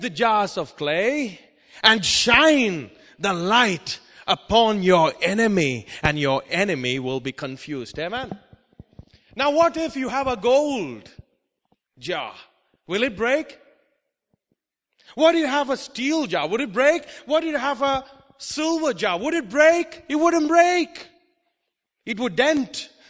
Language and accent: English; India; also born or lived in Oman; Because I come from India, I know all about it.